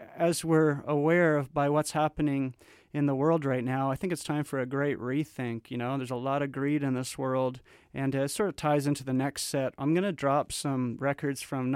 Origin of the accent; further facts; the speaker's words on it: Canada; I was born in Canada